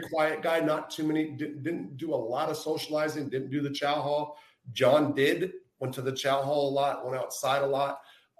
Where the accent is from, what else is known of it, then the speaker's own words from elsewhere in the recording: California, United States; I was from the West Coast. And so I didn't grow up with like mob in my life or in the backyard or hearing about it or reading in the papers.